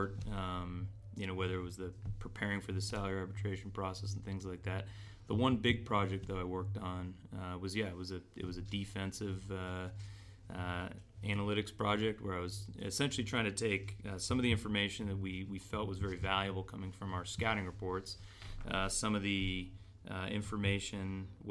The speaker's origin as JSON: {"language": "English", "town": "San Diego", "region": "California", "country": "United States", "tie": "born or raised there", "said": "I grew up in San Diego."}